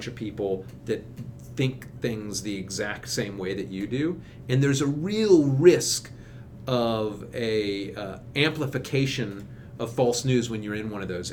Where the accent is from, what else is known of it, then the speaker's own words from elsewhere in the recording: Kentucky, United States; now in Washington, D.C., United States; I'm from Kentucky originally, and my wife is from Florida, and we go back to where we grew up